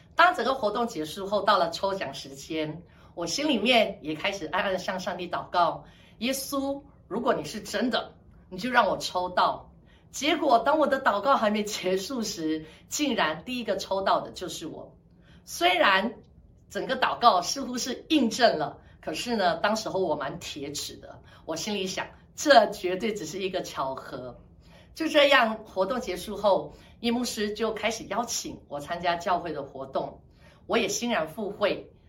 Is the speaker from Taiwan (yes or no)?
no; Malaysia; 我来自马来西亚